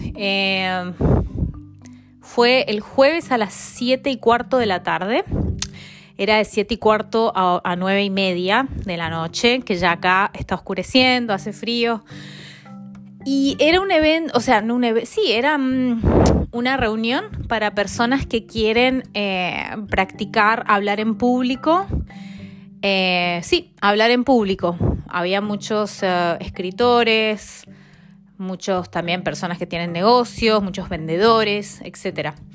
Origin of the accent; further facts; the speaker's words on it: Mendoza, Argentina; moved away as an adult; also born or lived in Milan / Barcelona / Buenos Aires; now in London, United Kingdom; Yo soy de Mendoza